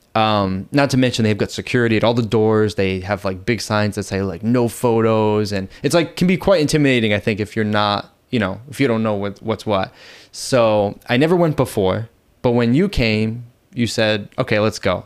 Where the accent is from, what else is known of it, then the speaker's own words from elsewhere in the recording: Boston, Massachusetts, United States; moved away as an adult; now in Thailand; I'm originally from Boston, Massachusetts, and I've been in Thailand for almost five years now